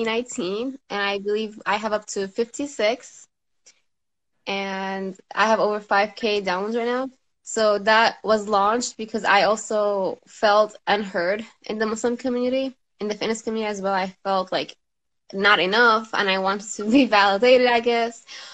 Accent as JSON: {"language": "English", "town": "Damascus", "region": "Damascus Governorate", "country": "Syria", "said": "I'm from Damascus, Syria, originally."}